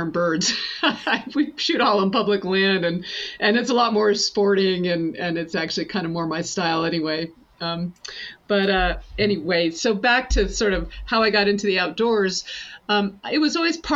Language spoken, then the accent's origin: English; the Adirondacks, upstate New York, United States; So I grew up in the Adirondacks and in upstate New York